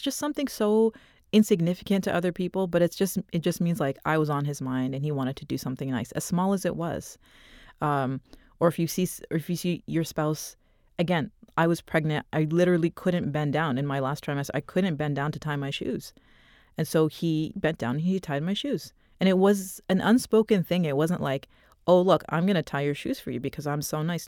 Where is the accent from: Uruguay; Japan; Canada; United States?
Canada; Toronto, Ontario; I was born in Toronto. We grew up in Toronto